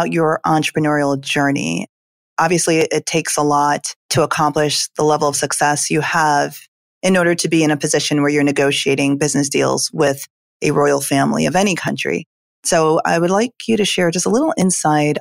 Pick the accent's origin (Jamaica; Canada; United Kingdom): Jamaica; moved away; I'm originally from Jamaica